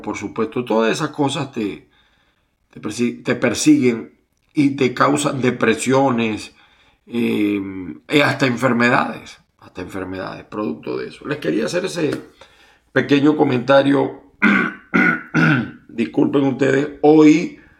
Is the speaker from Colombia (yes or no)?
no; Venezuela; moved away as an adult; yo cuando salí de Venezuela, mi corazón, mi mente está allá.